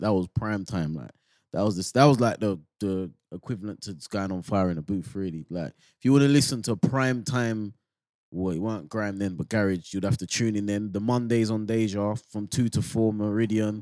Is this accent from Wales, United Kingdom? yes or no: no; London, United Kingdom